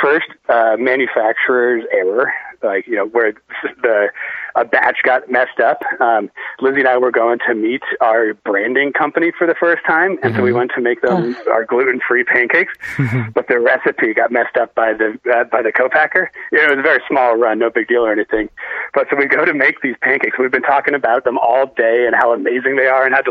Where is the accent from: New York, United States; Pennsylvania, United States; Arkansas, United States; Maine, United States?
Maine, United States; moved away as an adult; now in Colorado, United States; I grew up in Maine, been there ever since, but now I live in Colorado.